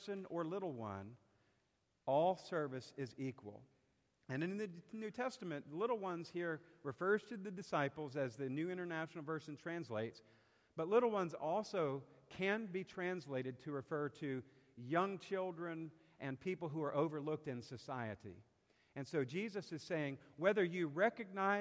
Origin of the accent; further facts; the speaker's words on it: South Carolina, United States; now in Bon Air, United States; I'm from South Carolina